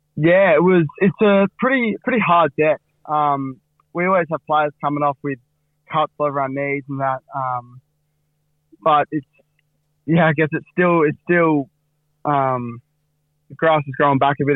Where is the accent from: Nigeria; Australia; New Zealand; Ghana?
Australia; Fremantle, Western Australia; for the locals like me and Cam and, uh, a few other boys. It, it means a lot to us growing up in Frio and growing up in East Fremantle